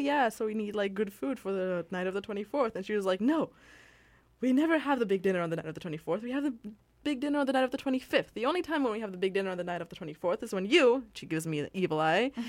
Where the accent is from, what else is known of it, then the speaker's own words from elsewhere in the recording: Switzerland; now in Canada; I'm originally from Switzerland.